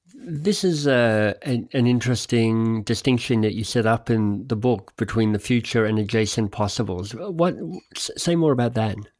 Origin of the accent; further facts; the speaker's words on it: Canberra, Australian Capital Territory, Australia; I grew up in Canberra, Australia's national capital